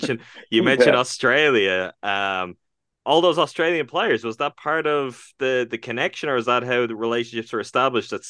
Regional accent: Ireland; as you probably can pick up from my accent, I am not from the United States, I'm from Ireland

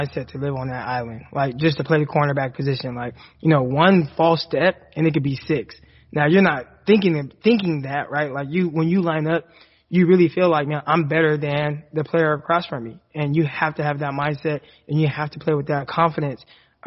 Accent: California, United States; moved away as an adult; now in Arkansas, United States; me as a Californian

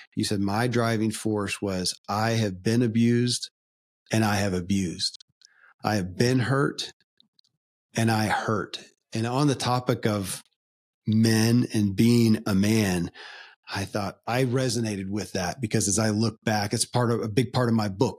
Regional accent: Kentucky, United States; born or raised there

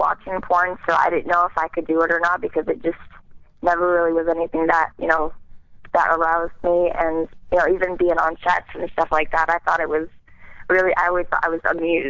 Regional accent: Mayfield, New York, United States; I grew up in upstate New York, a really small town called Mayfield. It's in the Adirondack Mountains on the Sacandaga Lake. It's about an hour north of Albany.

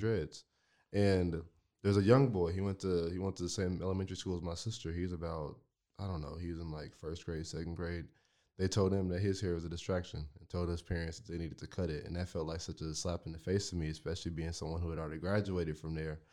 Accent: Marlin, Texas, United States; moved away; I came from Marlin. Marlin was my home, and I lived right across the street from the, from the school that I went

